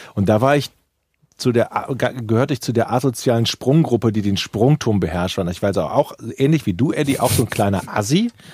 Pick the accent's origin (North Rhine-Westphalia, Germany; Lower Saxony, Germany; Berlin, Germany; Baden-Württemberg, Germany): North Rhine-Westphalia, Germany; Ratingen; Ich komme ja aus Rating